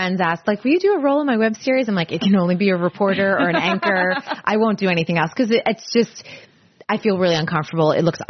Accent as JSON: {"language": "English", "town": "Andover", "region": "Massachusetts", "country": "United States", "tie": "born or raised there", "moved": "yes", "lives_now": "California, United States", "said": "I grew up in Andover."}